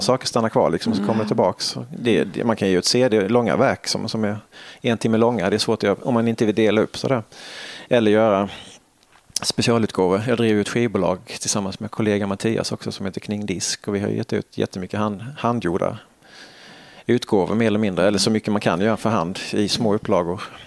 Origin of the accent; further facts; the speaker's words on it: Halmstad, Halland County, Sweden; moved away; man har gått mycket som liten i Halmstad